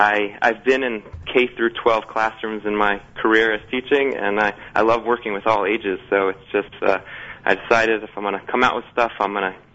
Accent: Atlanta, Georgia, United States; moved away as an adult; also born or lived in Israel / New York; I am originally from Atlanta, Georgia, and I grew up like any normal Atlantean. And after high school, I went to Eretz Yisrael for a year, and then I lived in New York for 10 years in yeshiva, in Kollel.

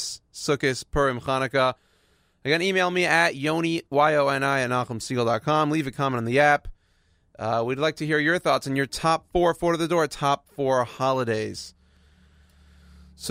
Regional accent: Houston, Texas, United States; I'm from Houston

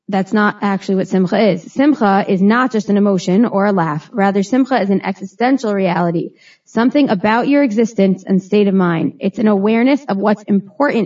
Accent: Teaneck, New Jersey, United States; I was born and raised in Teaneck, New Jersey.

